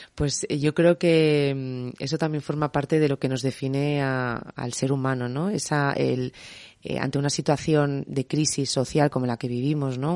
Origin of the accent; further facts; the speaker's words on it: Tarragona, Catalonia, Spain; yo soy de Tarragona y me siento orgullosísima de ser de Tarragona.